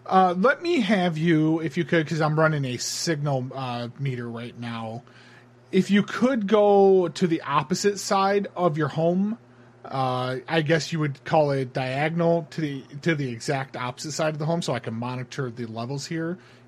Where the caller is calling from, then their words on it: Honolulu, Hawaii, United States; Unfortunately, I'm calling from Honolulu, so we're still in the afternoon here.